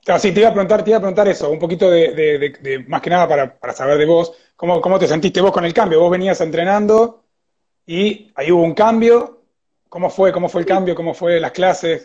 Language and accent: Spanish; Argentina; ya siendo argentino